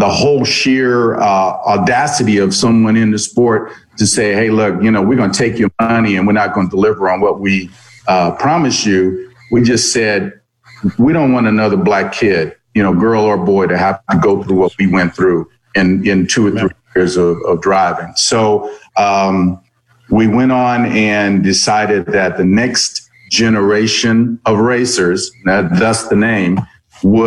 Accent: Indianapolis, Indiana, United States; also born or lived in East Coast; I grew up here in Indianapolis. I'm not originally from Indy. I'm an East Coast kid, but I came to Indy as a teenager, early teens.

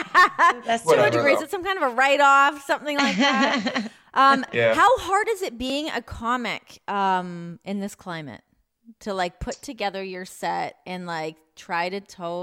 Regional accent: Toronto, Ontario, Canada; I'm from Toronto.

